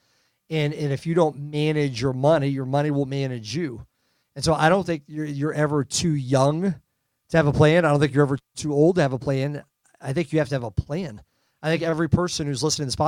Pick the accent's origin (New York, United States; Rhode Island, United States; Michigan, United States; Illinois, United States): Rhode Island, United States; now in Kansas City, United States; I live in Kansas City now, but I grew up in Rhode Island.